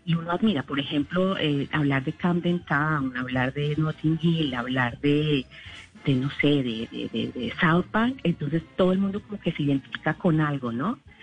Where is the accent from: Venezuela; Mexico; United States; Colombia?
Colombia; moved away as an adult; also born or lived in England; now in United Kingdom; yo como colombiana en el exterior